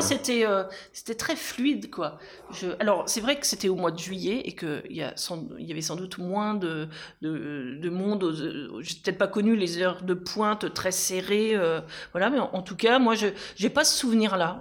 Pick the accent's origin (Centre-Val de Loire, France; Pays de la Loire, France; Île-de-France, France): Centre-Val de Loire, France; Aubigny-sur-Nère; moved away as an adult; also born or lived in Bourges / Orléans / Paris; je suis euh, une enfant du centre-ville d'Aubigny puisque mes parents étaient commerçants. Et je suis née ici et je suis revenue ici après quelques passages dans d'autres villes.